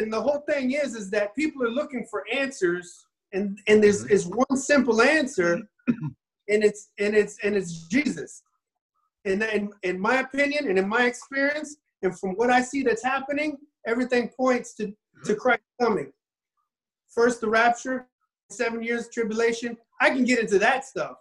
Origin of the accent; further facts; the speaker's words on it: Miami, Florida, United States; I was raised in Miami, so I was raised a little bit different